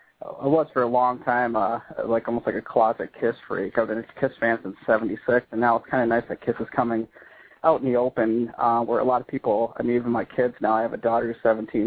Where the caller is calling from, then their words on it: Wisconsin, United States; I'm calling from Wisconsin, actually.